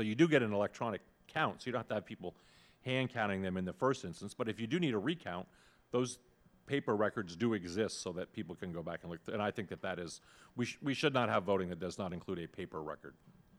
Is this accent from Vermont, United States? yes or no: yes; Vermont, United States; now in Virginia, United States; I grew up in Vermont. Everything was on paper up there. But I live in Virginia now.